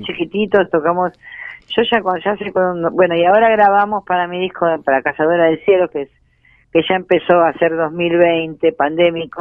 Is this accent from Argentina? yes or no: yes; Ramos Mejía, Buenos Aires Province, Argentina; also born or lived in Floresta, Buenos Aires; me siento de Ramos no porque no me sienta de Floresta, sino porque hice los dos colegios, porque mis amigos, por, el barrio, porque me crié ahí, crecí ahí.